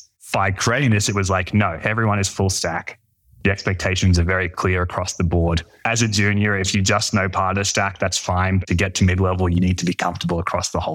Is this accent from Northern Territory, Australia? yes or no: no; Brisbane, Queensland, Australia; moved away; I'm from Brisbane in Australia, which is like the third biggest city, which makes it a small town